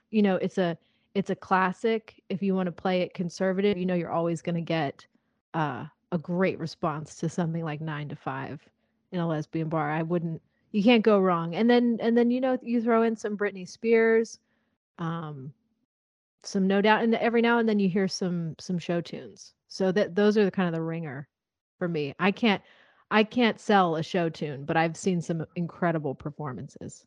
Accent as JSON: {"language": "English", "town": "Nashville", "region": "Tennessee", "country": "United States", "tie": "born or raised there", "said": "growing up in Nashville here"}